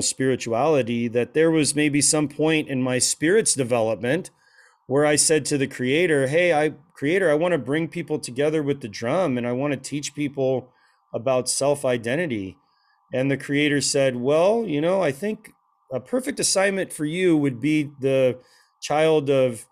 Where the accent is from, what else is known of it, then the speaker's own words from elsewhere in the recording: Portland, Oregon, United States; now in Phoenix area (Valley of the Sun), United States; everybody else looked like a hippie biker, you know, where I grew up in Portland.